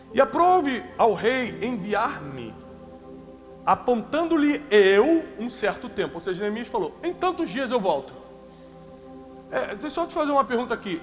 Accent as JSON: {"language": "Portuguese", "region": "Rio de Janeiro", "country": "Brazil", "tie": "born or raised there", "said": "Eu vim da periferia do Rio de Janeiro"}